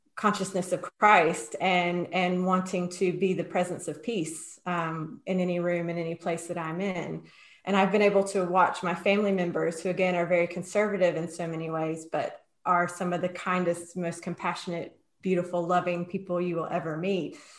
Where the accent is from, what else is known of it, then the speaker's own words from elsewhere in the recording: North Carolina, United States; now in Edinburgh, United Kingdom; I grew up in North Carolina on the East Coast in the States